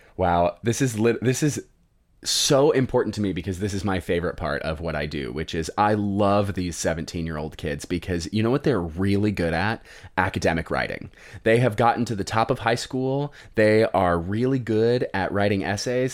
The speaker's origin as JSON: {"language": "English", "region": "Colorado", "country": "United States", "tie": "born or raised there", "said": "I grew up in Colorado"}